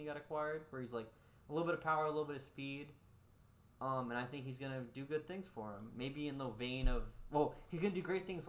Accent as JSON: {"language": "English", "region": "the South", "country": "United States", "said": "I'm from the South"}